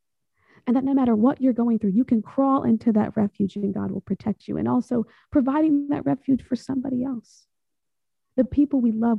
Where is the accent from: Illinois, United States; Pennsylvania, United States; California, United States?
California, United States; Salinas Valley; I come from California. I come from around the Salinas Valley